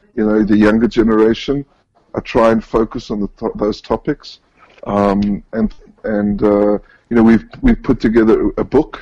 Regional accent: Johannesburg, Gauteng, South Africa; moved away as an adult; now in Israel; Um, so I was born and raised in South Africa, in Johannesburg.

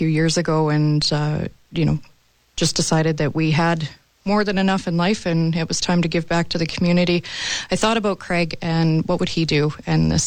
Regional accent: Moose Jaw, Saskatchewan, Canada; We grew up here in Moose Jaw.

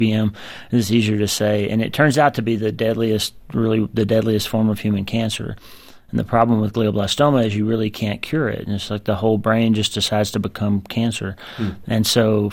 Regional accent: United States; growing up in the United States and practicing in the United States

